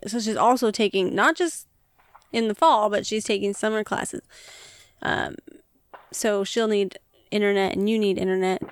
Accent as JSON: {"language": "English", "country": "United States", "said": "we are American"}